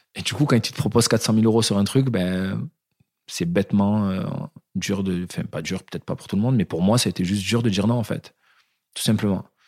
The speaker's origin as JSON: {"language": "French", "town": "Marignane", "region": "Provence-Alpes-Côte d'Azur", "country": "France", "tie": "born or raised there", "said": "Je viens d'une petite ville du sud de la France, de, de Marignane"}